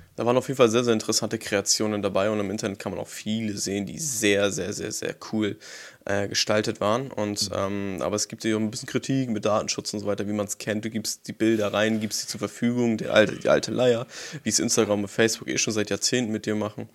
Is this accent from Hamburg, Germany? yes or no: yes; Hamburg, Germany; als Hamburger Jung